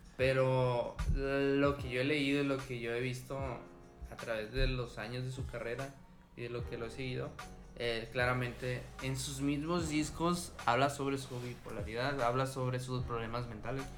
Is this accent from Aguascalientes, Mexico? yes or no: no; Mazatlán, Sinaloa, Mexico; moved away as an adult; now in Culiacán, Mexico; yo crecí en Mazatlán, pero cuando yo me cambié de ciudad hacia aquí a Culiacán